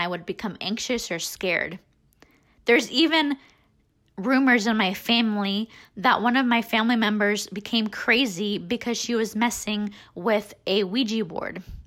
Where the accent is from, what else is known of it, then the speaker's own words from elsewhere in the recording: Des Moines, Iowa, United States; I was born and raised in Des Moines